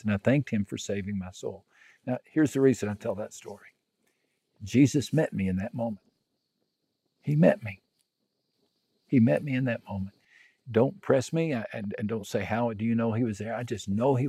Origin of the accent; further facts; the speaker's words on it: West Texas, United States; moved away as an adult; also born or lived in Brazil; I grew up in West Texas